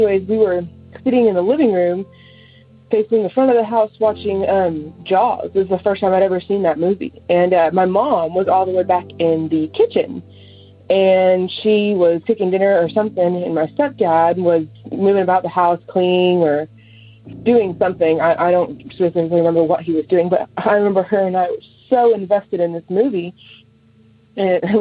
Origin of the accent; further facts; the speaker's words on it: Sherman, Texas, United States; also born or lived in Denison, Texas; I'm from Sherman, Texas